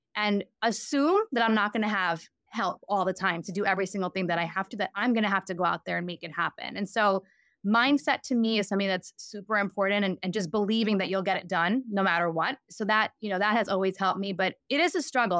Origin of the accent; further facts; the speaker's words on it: New York, United States; I grew up in New York